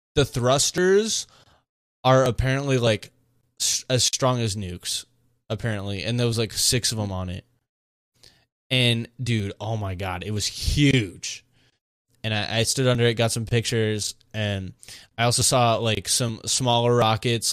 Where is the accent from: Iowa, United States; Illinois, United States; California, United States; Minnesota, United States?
California, United States; Monterey; I'm from Monterey